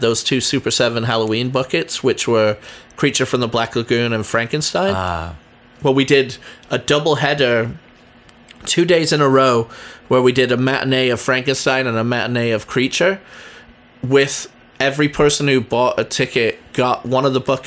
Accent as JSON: {"language": "English", "region": "England", "country": "United Kingdom", "tie": "born or raised there", "moved": "yes", "lives_now": "San Diego, United States", "said": "I grew up in England"}